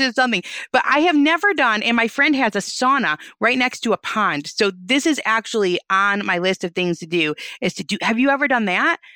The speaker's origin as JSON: {"language": "English", "region": "Michigan", "country": "United States", "said": "We're from Michigan."}